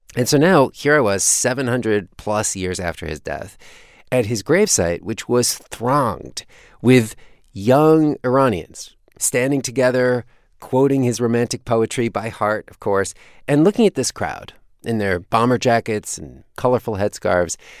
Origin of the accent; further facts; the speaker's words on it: United States; being an American in Iran